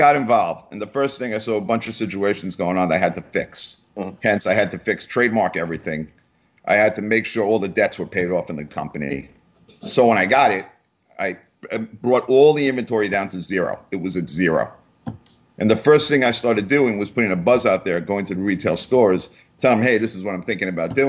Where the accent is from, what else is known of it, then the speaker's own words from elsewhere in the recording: New York, United States; I'm from New York